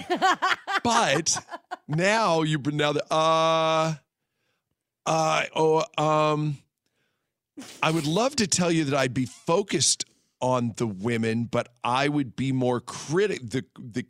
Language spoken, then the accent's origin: English; the Northwest, Pacific Northwest, United States; now in Las Vegas, United States; I'm from the Northwest